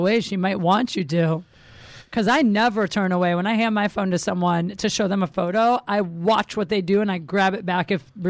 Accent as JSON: {"language": "English", "region": "Midwest", "country": "United States", "moved": "yes", "lives_now": "Los Angeles, United States", "said": "Maybe because I'm from the Midwest"}